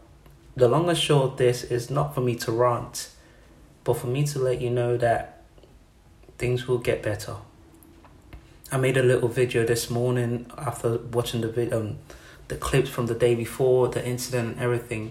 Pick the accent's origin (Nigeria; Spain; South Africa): Nigeria; now in United Kingdom; I'm born and raised in Nigeria